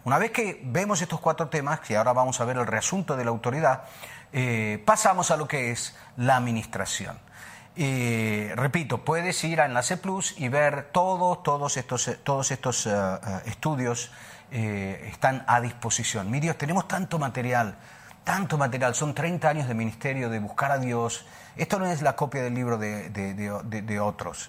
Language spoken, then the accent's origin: Spanish; Buenos Aires, Argentina; also born or lived in Italy / New Zealand; now in Sardinia, Italy; Yo nací en, Buenos Aires, eh, por parte de padre soy eh, libanés-francés, por parte de madre italiano-español, pero nací en Buenos Aires